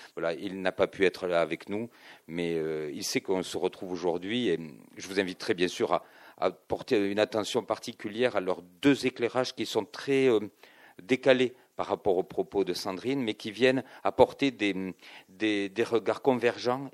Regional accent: Toulouse, Occitania, France; je suis toulousain

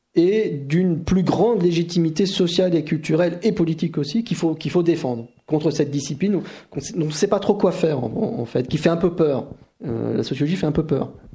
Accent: France; chez nous en France

